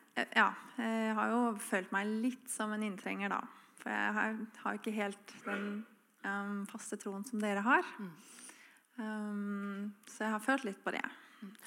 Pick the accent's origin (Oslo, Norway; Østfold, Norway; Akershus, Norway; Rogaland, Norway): Oslo, Norway; moved away as an adult; now in Froland, Norway; Jeg er fra Oslo. flyttet til Froland for ti år siden. og her er det jo veldig kristen samfunn i forhold til der jeg er oppvokst.